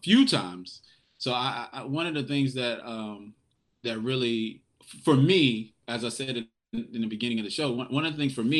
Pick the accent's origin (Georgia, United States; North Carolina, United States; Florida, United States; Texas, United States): North Carolina, United States; Raleigh; now in Wilmington, United States; growing up on Hillsborough Street